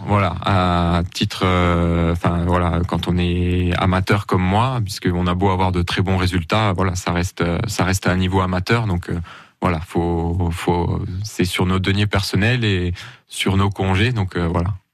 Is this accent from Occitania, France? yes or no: no; Creutzwald, Grand Est, France; je suis originaire de Creusval